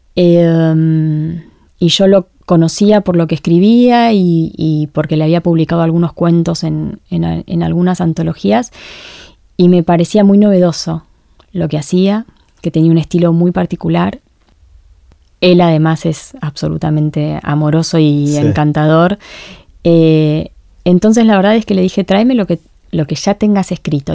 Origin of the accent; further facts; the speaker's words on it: Argentina; somos argentinas